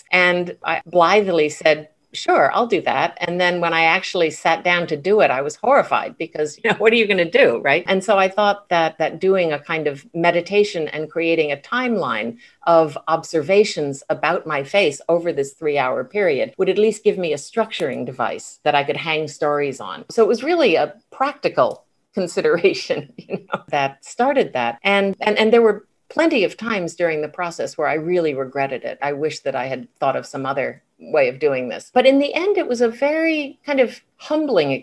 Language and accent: English; New Haven, Connecticut, United States; growing up in New Haven, Connecticut in like the 1950s and 1960s